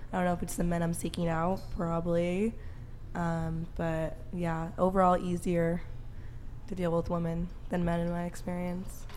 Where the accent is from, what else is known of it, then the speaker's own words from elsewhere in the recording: San Francisco, California, United States; moved away; San Francisco, my hometown